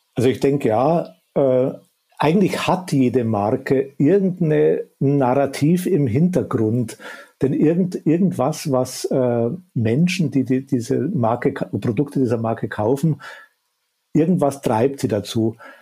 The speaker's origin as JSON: {"language": "German", "region": "Upper Bavaria", "country": "Germany", "accent": "Bavarian", "said": "Ich komme aus dem tiefsten Bayern und aus dem Süden äh, Oberbayerns. Äh, ich wohne auch da in, in, im schönen Chiemgau"}